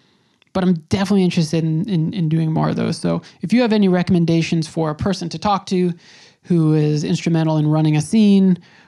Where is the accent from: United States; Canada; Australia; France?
United States; New York; Now, again, I'm from New York. This was really the first time I had seen something like that.